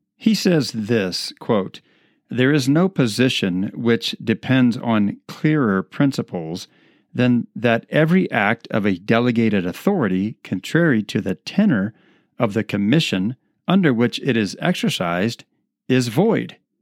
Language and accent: English; United States; the freedoms that we enjoy as American citizens